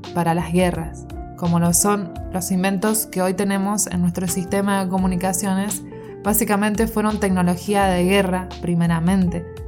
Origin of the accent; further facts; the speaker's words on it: Argentina; soy argentina